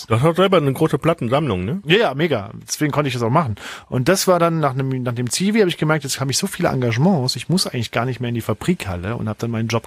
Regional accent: Saarbrücken, Saarland, Germany; so ein Rockclub in Saarbrücken, wo ich herkomme

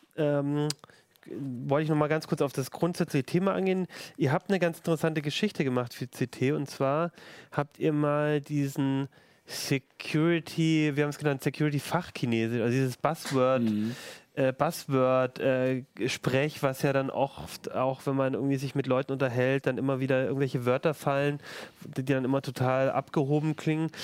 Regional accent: Germany; bei uns in Deutschland

